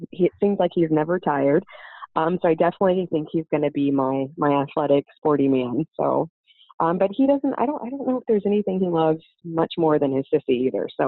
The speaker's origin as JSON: {"language": "English", "region": "Oklahoma", "country": "United States", "tie": "born or raised there", "said": "spent the majority of my time I would say if anybody asks where did you grow up the most, it's um, in Oklahoma. That's where I went to high school and where I went to college."}